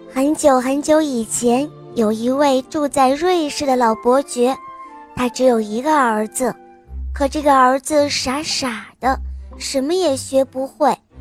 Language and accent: Chinese; Xuzhou, Jiangsu, China; 我今年六岁半，我来自江苏徐州